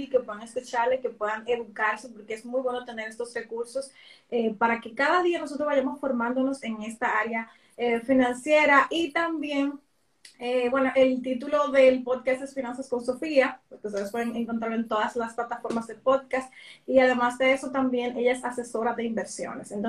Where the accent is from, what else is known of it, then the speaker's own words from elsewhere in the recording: Dominican Republic; Por ejemplo, en mi país, República Dominicana